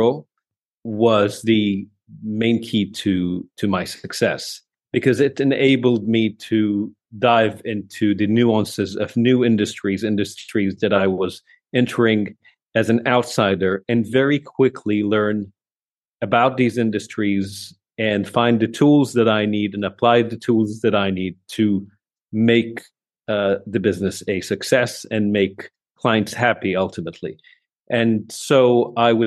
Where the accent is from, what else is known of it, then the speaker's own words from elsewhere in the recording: Lebanon; moved away as an adult; also born or lived in Saudi Arabia; now in Riyadh, Saudi Arabia; I'm actually from Lebanon, but I've spent most of my professional career in Saudi Arabia